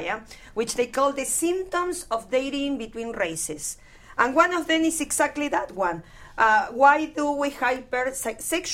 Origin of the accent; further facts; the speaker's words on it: Argentina; now in United States; I grew up in Argentina